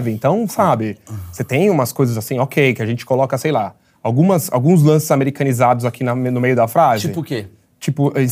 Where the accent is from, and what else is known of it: Rio de Janeiro, Brazil; now in São Paulo, Brazil